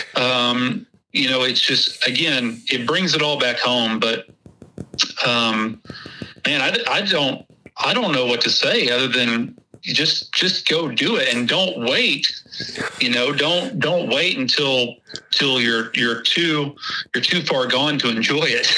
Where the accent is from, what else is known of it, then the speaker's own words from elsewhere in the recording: Texas, United States; accent: Texas; my Texas accent